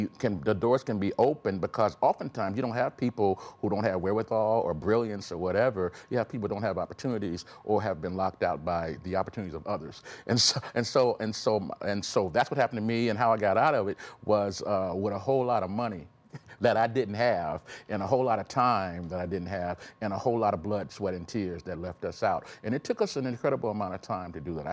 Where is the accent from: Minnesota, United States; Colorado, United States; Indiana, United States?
Indiana, United States; Elkhart; I was born in Elkhart, Indiana